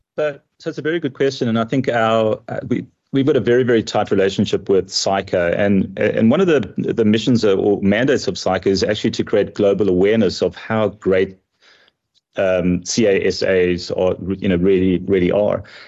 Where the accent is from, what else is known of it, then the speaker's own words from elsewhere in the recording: South Africa; moved away as an adult; now in United States; I am proudly South African. Even though I do live in, in America, I still consider South Africa to be my, my home country